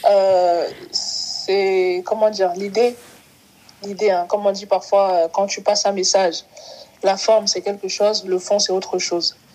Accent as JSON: {"language": "French", "country": "Cameroon", "tie": "born there", "said": "Je suis née au Cameroun. Je suis repartie au Cameroun plusieurs fois."}